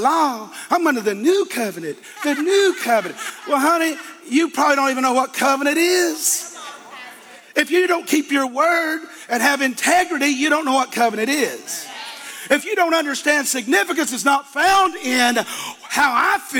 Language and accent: English; Eastern Kentucky, United States; I'm a hillbilly from Eastern Kentucky